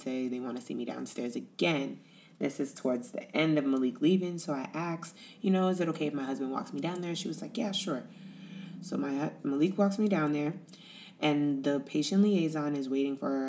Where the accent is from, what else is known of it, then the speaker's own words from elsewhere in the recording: United States; moved away as an adult; now in Italy; we're American